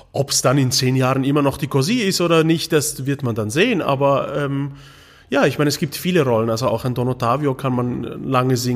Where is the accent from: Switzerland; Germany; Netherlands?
Switzerland; Und ich bin Schweizer durch und durch, wirklich.